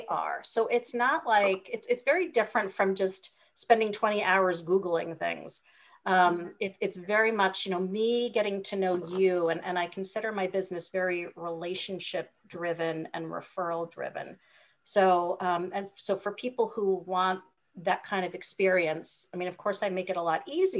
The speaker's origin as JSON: {"language": "English", "region": "Hawaii", "country": "United States", "said": "I'm from Hawaii."}